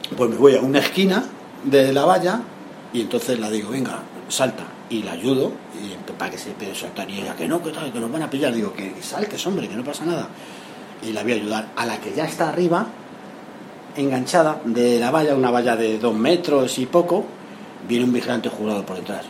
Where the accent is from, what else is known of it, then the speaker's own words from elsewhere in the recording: Madrid, Community of Madrid, Spain; yo soy de Madrid